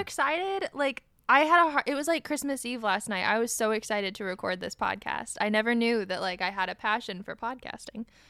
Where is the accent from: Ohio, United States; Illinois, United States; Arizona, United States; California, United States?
Ohio, United States; now in East Coast, United States; we're all from Ohio, the heart of the Midwest